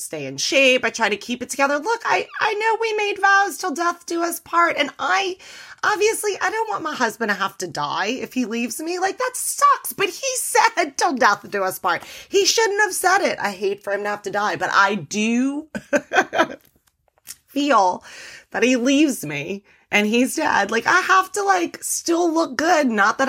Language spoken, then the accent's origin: English; New Orleans, Louisiana, United States; because I'm from New Orleans, the motto in New Orleans is show your boobs.